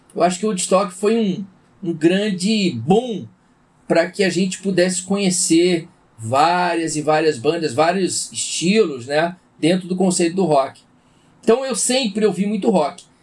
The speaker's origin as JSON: {"language": "Portuguese", "region": "São Paulo", "country": "Brazil", "tie": "born or raised there", "moved": "as an adult", "lives_now": "Rio de Janeiro, Brazil", "said": "sou paulistano, né? Eu fui criado em São Paulo. Por mais que eu já esteja 22 anos no Rio, mas eu fui criado em São Paulo"}